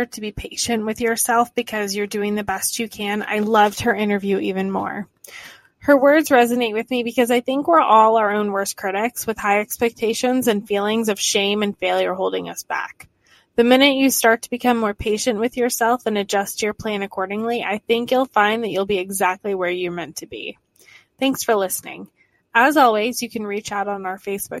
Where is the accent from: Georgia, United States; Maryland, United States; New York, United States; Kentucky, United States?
Georgia, United States; moved away; I'm from Georgia.